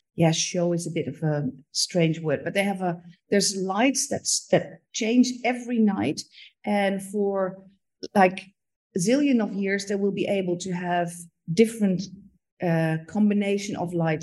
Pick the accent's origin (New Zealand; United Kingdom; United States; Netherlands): Netherlands; Amsterdam, North Holland; moved away as an adult; now in Rotterdam, Netherlands; I'm from the Amsterdam, born and raised